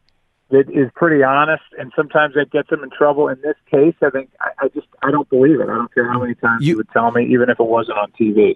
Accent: Florida, United States; I was born in Florida.

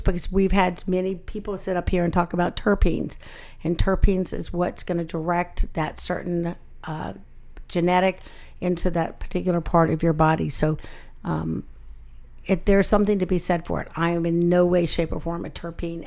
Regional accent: Alabama, United States; I grew up in Alabama

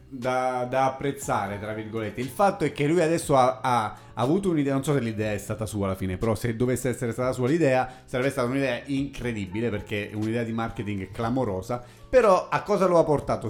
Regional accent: Pescara, Abruzzo, Italy; miei amici della, di Pescara, della mia città natale

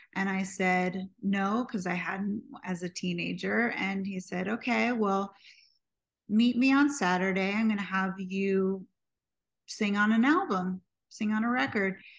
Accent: New York City, New York, United States; I was born and raised in New York City

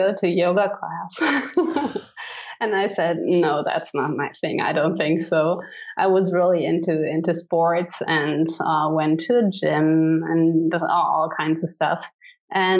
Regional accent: Cologne, North Rhine-Westphalia, Germany; English is a second language; also born or lived in Idaho; I was born in Cologne, Germany, and I have lived there for 24 years

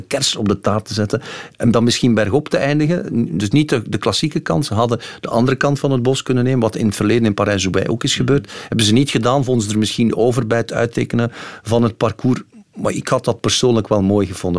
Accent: Belgium; als Belgen

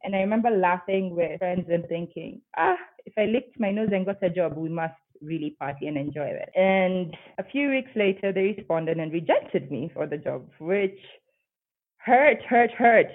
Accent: Nairobi, Kenya; moved away as an adult; now in Bogota, Colombia; I'm from Nairobi, Kenya

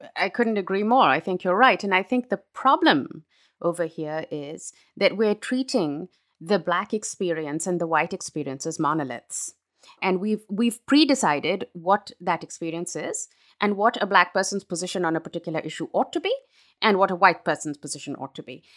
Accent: Pakistan; moved away as an adult; now in United States; I was raised in Pakistan. I am a Pakistani

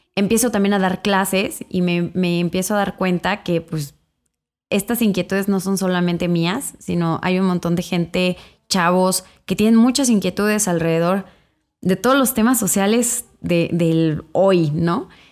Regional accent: Irapuato, Guanajuato, Mexico; moved away as an adult; also born or lived in England; yo soy de Irapuato, Guanajuato

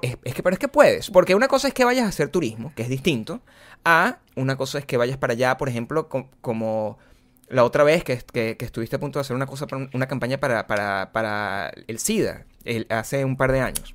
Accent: Caracas, Capital District, Venezuela; first language Spanish; moved away as an adult; yo vengo de Caracas

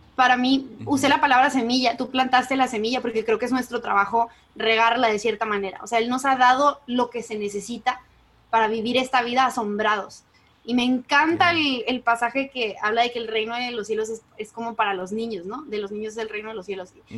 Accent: Mexico; yo soy como buena mexicana del 95

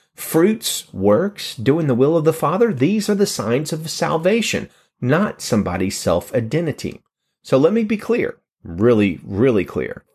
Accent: Alabama, United States; In my home state of Alabama

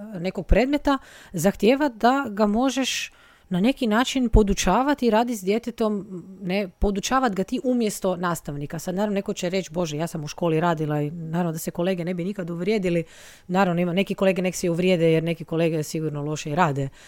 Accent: Rijeka, Primorje-Gorski Kotar County, Croatia; also born or lived in Padua; iz Rijeke sam

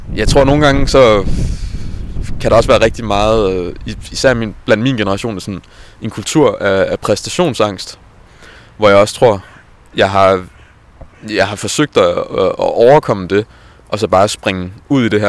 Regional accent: Jonstrup, Capital Region of Denmark, Denmark; jeg kommer fra Jonstrup, som er en lidt mindre by uden for Værløs

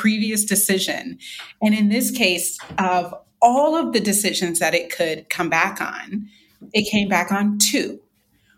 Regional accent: North Carolina, United States; my home state, North Carolina

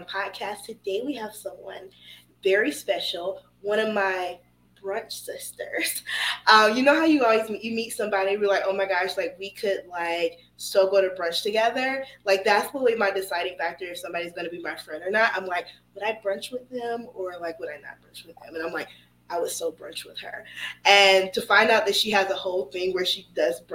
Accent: Atlanta, Georgia, United States; I'm from Atlanta

